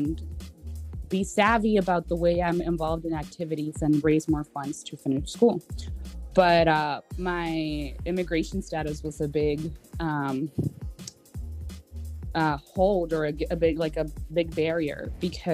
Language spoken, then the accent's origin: English; Laredo, Texas, United States; also born or lived in Austin; I come back to Laredo, to my hometown from Austin